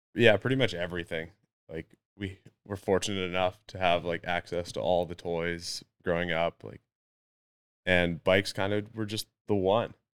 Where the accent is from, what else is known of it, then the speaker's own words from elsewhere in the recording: North Vancouver, British Columbia, Canada; never moved away, been here my whole life, and, uh, yeah, kind of a product of the environment, you know, mountain biking and ice hockey and, yeah, just the usual North Shore kid